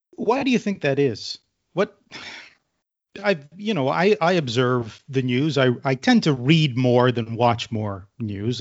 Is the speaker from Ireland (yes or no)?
no; Canada; growing up in Canada